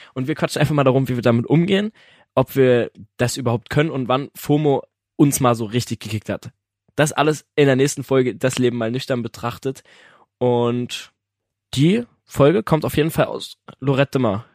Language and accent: German; Germany; wir sind Deutsche